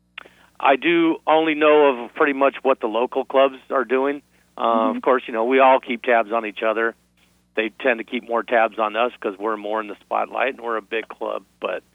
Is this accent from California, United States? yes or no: yes; Los Angeles, California, United States; now in Las Vegas, United States; now me originally, I'm from Venice Beach. So I'm down there in Southern Cal and L.A. a lot.